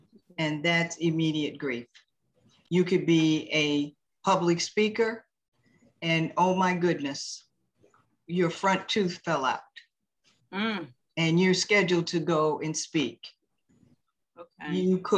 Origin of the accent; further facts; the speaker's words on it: Maryland, United States; Well, would you believe I'm in the tropics by way of Maryland?